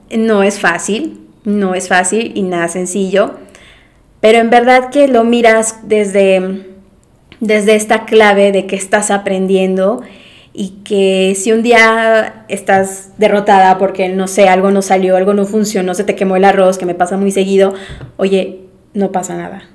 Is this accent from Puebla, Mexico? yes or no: no; Mérida, Yucatán, Mexico; moved away as an adult; yo soy de Mérida, Yucatán, soy la más chiquita, eh, de la familia, y pues, mm, nunca me había ido de mi casa. Todo el tiempo estudié en Mérida